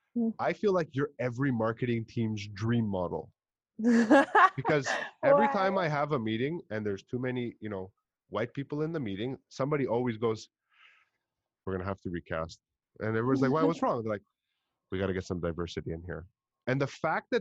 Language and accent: English; Montreal, Quebec, Canada; accent: Montreal; I speak English with a very Montreal kind of accent, like very typical